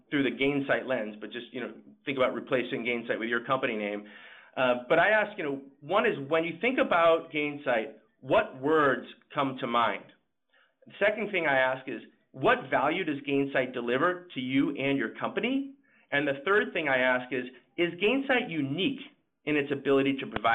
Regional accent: Boston, Massachusetts, United States; I'm from Boston and I tend to speak fast

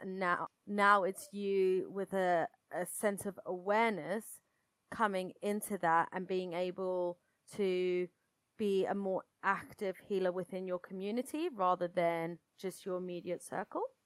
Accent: United Kingdom; accent: British; you can tell probably from my accent that I'm British

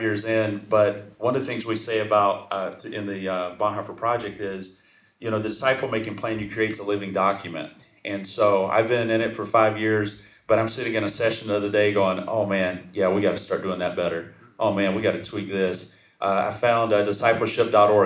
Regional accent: Alabama, United States; now in California, United States; I was a boy from Alabama

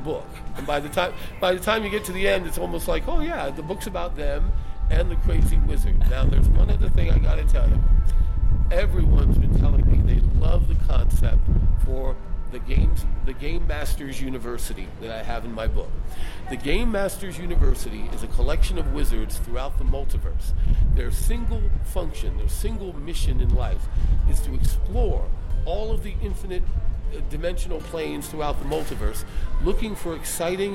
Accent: New Jersey, United States; moved away; I'm originally from New Jersey

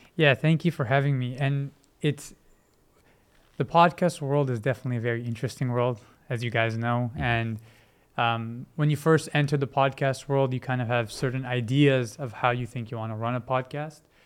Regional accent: Vancouver, British Columbia, Canada; also born or lived in Multan, Pakistan; I was born in Multan, but when I was about four months or so, my family had relocated to Vancouver

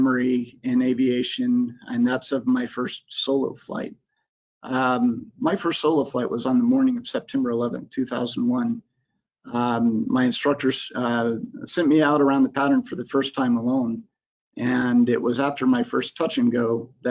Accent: Florida Panhandle, United States; moved away; I grew up in the Florida Panhandle

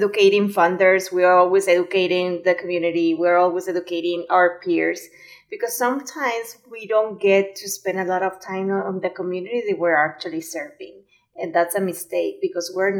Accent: Mexico; now in United States; I grew up in Mexico

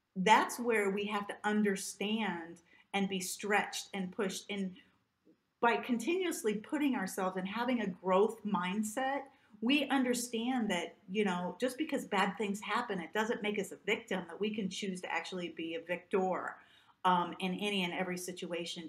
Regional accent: Southern Illinois, United States; I grew up in the Midwest in the United States, uh, in Southern Illinois

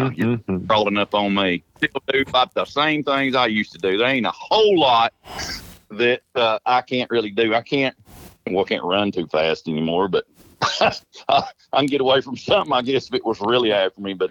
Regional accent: Dayton, Tennessee, United States; Dayton, Tennessee. It's like between Knoxville and Chattanooga. It's just a pretty small little old town right here on the Tennessee River.

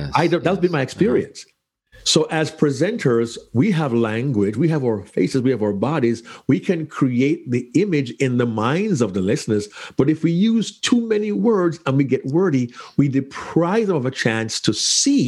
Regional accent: Kingston, Jamaica; moved away; As a small child growing up in Kingston, Jamaica

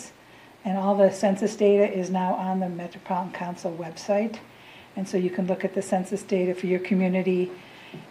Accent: Saint Paul, Minnesota, United States; I was born and raised in St. Paul, had the opportunity to graduate from Highland Park Public High School

